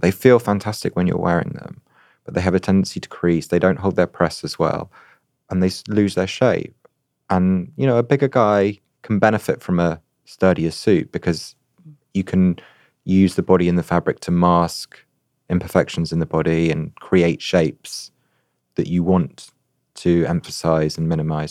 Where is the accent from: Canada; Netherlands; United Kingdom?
United Kingdom; as a Brit